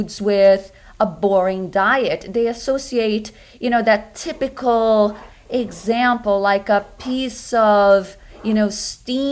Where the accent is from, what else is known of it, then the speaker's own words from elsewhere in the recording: Rio de Janeiro, Brazil; moved away as an adult; also born or lived in New York City; now in United States; I grew up in Brazil, in Rio de Janeiro, which is right on the beach